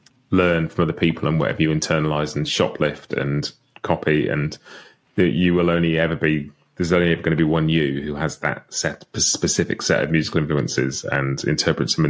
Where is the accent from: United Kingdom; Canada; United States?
United Kingdom; I'm a British guy who grew up listening to pop music and rock music